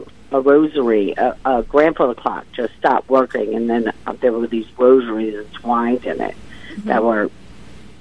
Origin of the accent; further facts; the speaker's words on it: New Orleans, Louisiana, United States; moved away; also born or lived in Connecticut; I'm from New Orleans. I lived in Connecticut for about 10 years